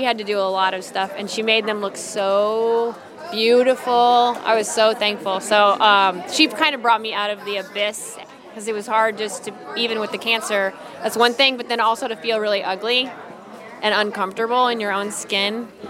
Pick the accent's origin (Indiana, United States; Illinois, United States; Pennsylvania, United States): Illinois, United States; Central; I'm a winemaker from Central Illinois